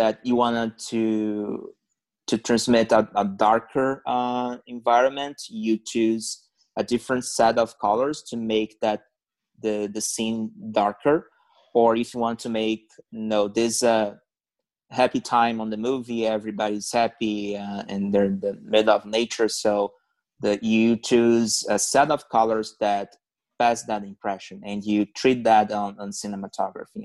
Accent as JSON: {"language": "English", "country": "Brazil", "second_language": "English", "moved": "as an adult", "lives_now": "Canada", "said": "back then in Brazil"}